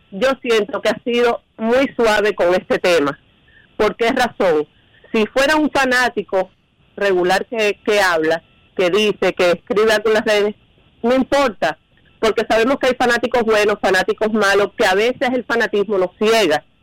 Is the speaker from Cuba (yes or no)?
yes; Cuba; yo soy cubano también